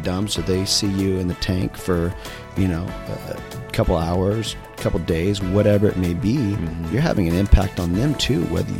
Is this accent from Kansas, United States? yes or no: yes; Emporia, Kansas, United States; moved away; KC area. I'm from a town called Emporia, which is literally directly in between Kansas City and Wichita. So, hour and a half from each. So I'm in the middle of the United States. Emporia is a town of 25,000 people.